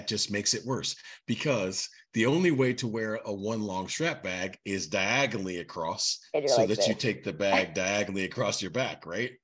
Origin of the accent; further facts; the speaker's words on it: New York, United States; I am a New Yorker